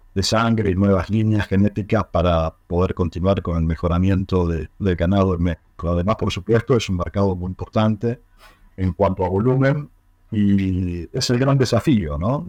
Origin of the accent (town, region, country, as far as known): Argentina